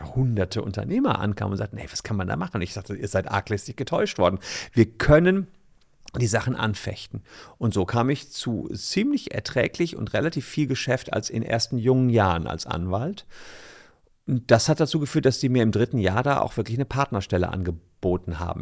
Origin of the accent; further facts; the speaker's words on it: Gevelsberg, North Rhine-Westphalia, Germany; moved away as an adult; now in Cologne, Germany; in meiner Heimatstadt Gefelsberg, das ist dabei Ennepetal, Wuppertal, im Ruhrport im weitesten Sinne, seit ich 15 war